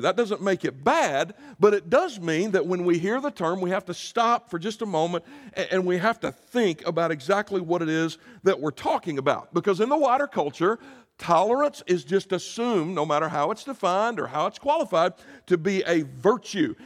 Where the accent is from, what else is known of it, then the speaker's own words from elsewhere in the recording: Greer, South Carolina, United States; I grew up in a town called Greer, South Carolina